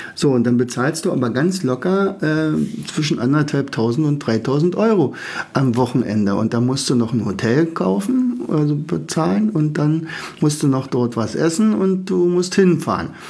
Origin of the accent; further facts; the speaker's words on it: Germany; als Deutsche